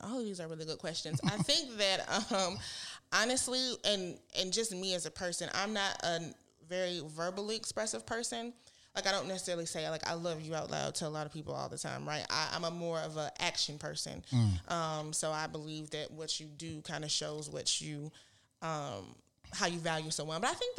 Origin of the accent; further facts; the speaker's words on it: Michigan, United States; I moved here from Michigan. I didn't know anybody. As soon as I graduated from college, came down here, didn't have, you know, any family, anybody.